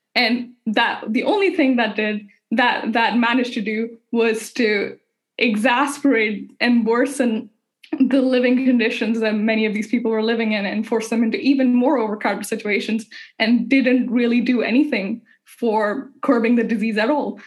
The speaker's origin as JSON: {"language": "English", "country": "India", "moved": "yes", "said": "I'm Indian, and m- most of my family is still back home in India"}